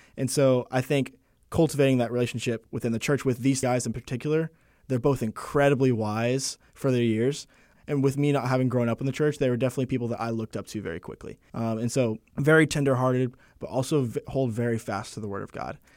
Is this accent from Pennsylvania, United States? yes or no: no; Arlington, Texas, United States; moved away as an adult; now in Wake Forest, United States; I'm originally from Arlington, Texas. I was born and raised there